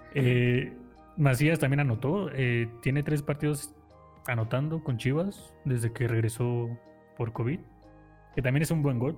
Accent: Mexico; yo como mexicano

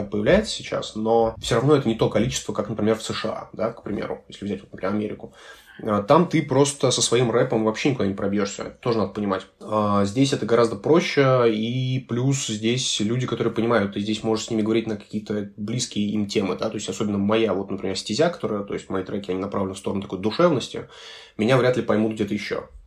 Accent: Chișinău, Moldova; born there; moved away; also born or lived in Russia / Germany; А, я вообще родился в, в Кишиневе, э, в Молдове. Потом мы переехали в Россию, потом какое-то время я жил в Германии.

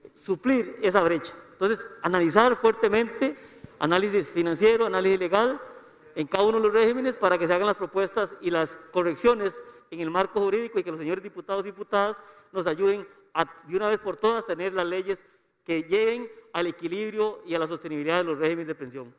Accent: Costa Rica; todos los ciudadanos y costarricenses

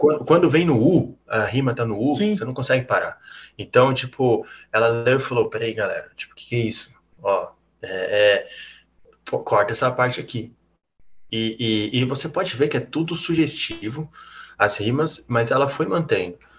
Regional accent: Northeast Region, Brazil; Mas, ó, eu sou do Nordeste, ele é, ela, ele é do Sul.

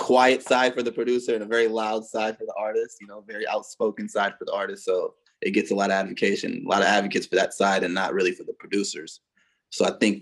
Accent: San Francisco, California, United States; I'm from San Francisco. I was born and raised out there.

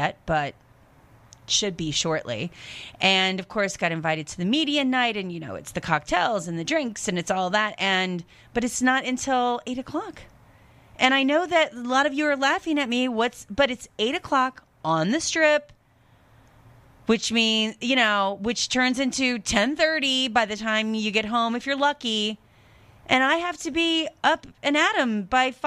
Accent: Centralia, Washington, United States; moved away; I grew up in this area, Centralia, Chehalis, Napa Vine.

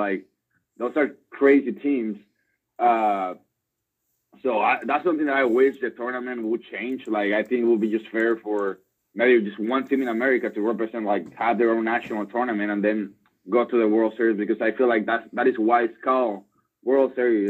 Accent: United States; born there; No, so I was born in the States, and my whole family was born in the States, so we never had an issue.

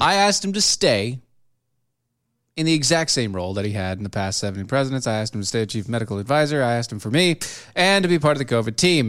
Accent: United States; I'm an American.

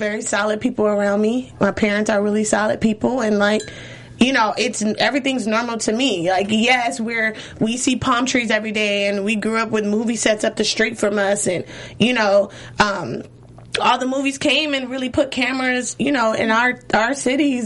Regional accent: Los Angeles, California, United States; also born or lived in Inglewood, California / Compton, California; Born and raised in Los Angeles

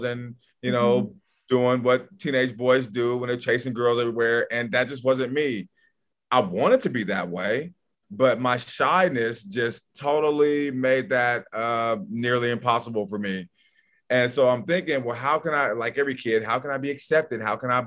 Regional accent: Portland, Oregon, United States; I grew up in Northeast Portland

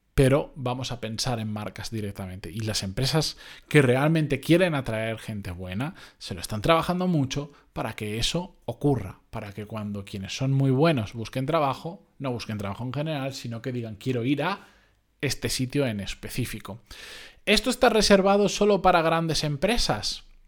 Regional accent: Benidorm, Valencian Community, Spain; moved away; Yo soy originariamente de Benidorm, ciudad turística por defecto para quien no lo sepa

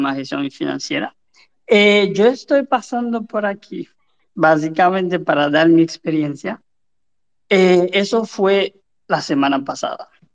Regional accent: Cap-Haïtien, Nord, Haiti; yo soy de Cabo

